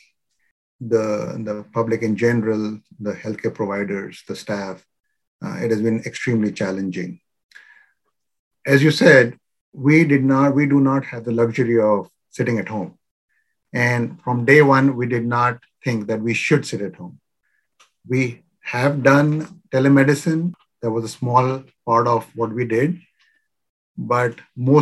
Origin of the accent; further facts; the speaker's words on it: India; now in Virginia, United States; I'm originally from India